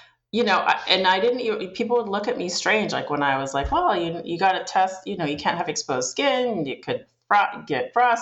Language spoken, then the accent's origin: English; Edmonton, Alberta, Canada; moved away as an adult; also born or lived in Sweden / Italy / Chicago; now in California, United States; I grew up in Northern Canada in Edmonton